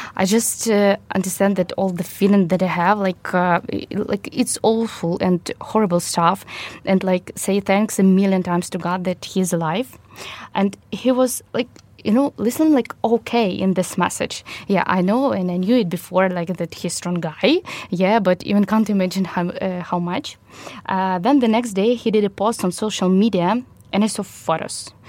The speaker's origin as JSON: {"language": "English", "region": "Kyiv", "country": "Ukraine", "tie": "born or raised there", "said": "I was born in Ukraine, in Kyiv, and continue to live here in Ukraine"}